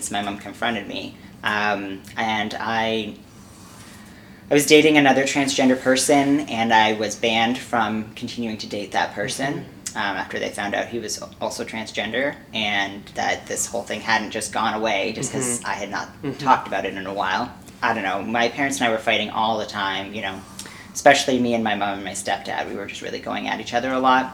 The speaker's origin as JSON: {"language": "English", "town": "Winnipeg", "region": "Manitoba", "country": "Canada", "tie": "born or raised there", "moved": "yes", "lives_now": "Toronto, Canada", "said": "I was born in Winnipeg, Manitoba"}